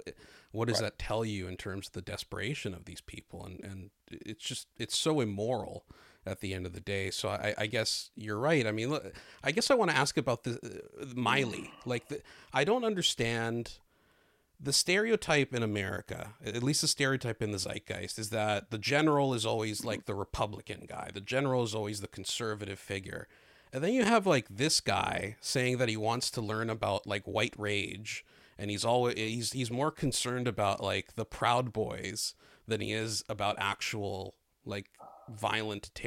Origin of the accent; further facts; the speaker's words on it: Canada; I'm Canadian